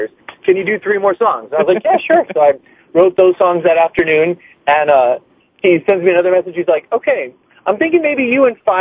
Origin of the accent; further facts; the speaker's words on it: Hawaii, United States; moved away; I'm from Hawaii. I was in Hawaii visiting, staying with my parents